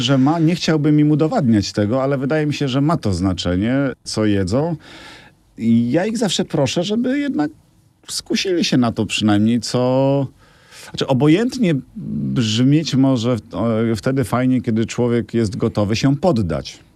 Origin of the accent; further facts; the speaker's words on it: Biała Podlaska, Lublin Voivodeship, Poland; Ja się urodziłem na geograficznym Podlasiu, dawnym województwie podlaskim, Białopodlasku.